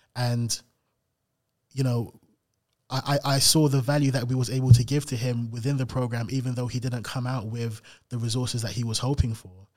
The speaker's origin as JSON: {"language": "English", "region": "London", "country": "United Kingdom", "tie": "born or raised there", "said": "I grew up in South London in Camberwell."}